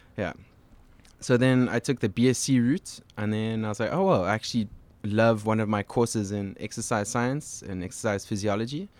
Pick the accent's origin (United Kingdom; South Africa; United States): South Africa; Cape Town, Western Cape; moved away as an adult; now in Montreal, Canada; I grew up in Cape Town.